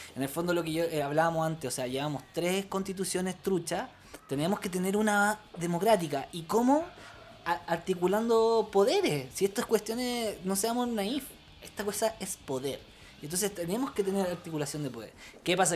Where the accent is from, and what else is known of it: Chile